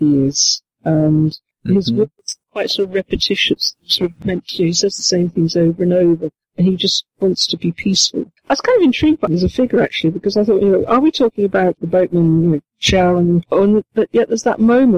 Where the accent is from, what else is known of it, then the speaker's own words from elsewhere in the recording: United Kingdom; I'm British